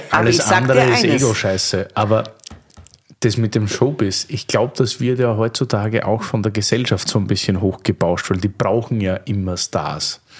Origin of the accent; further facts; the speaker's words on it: Austria; bei uns in Österreich ist es ja das Wirtshaus, nicht das Gasthaus, weil der Wirt sagt, wo es lang geht, nicht?